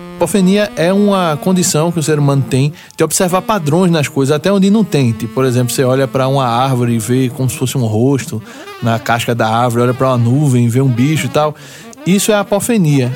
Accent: Pernambuco, Brazil; a identidade que a gente tem como pernambucano

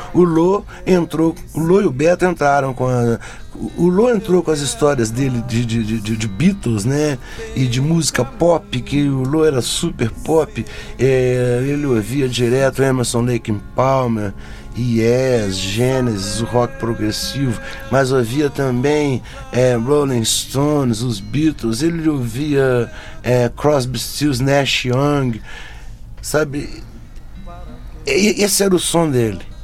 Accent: Minas Gerais, Brazil; ficava muito enfurnado em Belo Horizonte

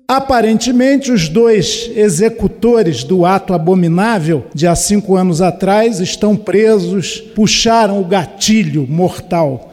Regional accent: Minas Gerais, Brazil; Eu sou de Minas

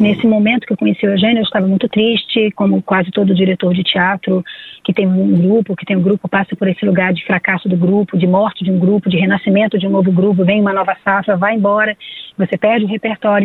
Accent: Brazil; nós somos brasileiros

